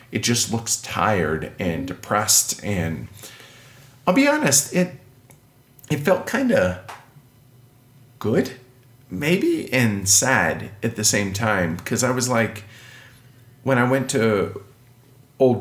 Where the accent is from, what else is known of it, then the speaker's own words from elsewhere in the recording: Milwaukie, Oregon, United States; moved away; That's my hometown. That's where I'm from